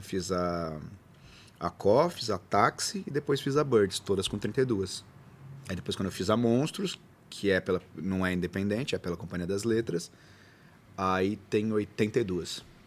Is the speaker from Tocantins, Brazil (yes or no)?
no; Bauru, São Paulo, Brazil; eu nasci na Capote, mudei para Arthur e a gente foi para Bauru